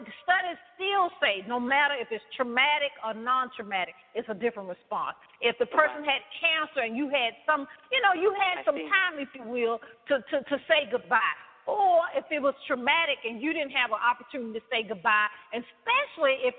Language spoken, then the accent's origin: English; the South, United States; I'm from the South, as you can tell